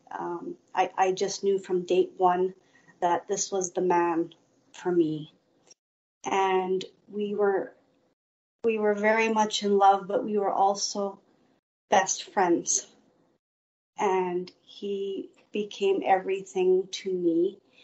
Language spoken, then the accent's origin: English; Steinbach, Manitoba, Canada; also born or lived in Winnipeg; I grew up near Steinbach, and I grew up in a loving home